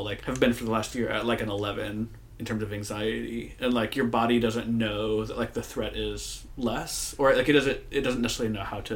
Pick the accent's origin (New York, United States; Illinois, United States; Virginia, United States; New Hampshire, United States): Illinois, United States; Moline; moved away as an adult; now in San Francisco, United States; I grew up in Moline, Illinois